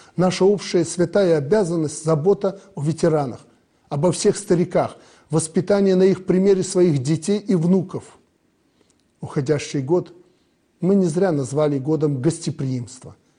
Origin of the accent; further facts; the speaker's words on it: Belarus; Мы, белорусы